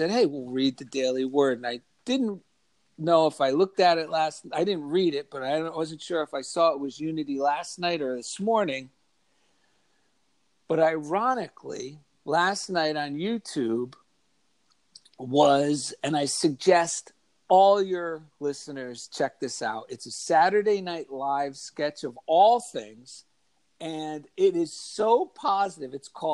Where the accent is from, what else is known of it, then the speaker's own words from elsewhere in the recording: Clifton, New Jersey, United States; I grew up in New Jersey. I grew up in a small, not too small, but Clifton, New Jersey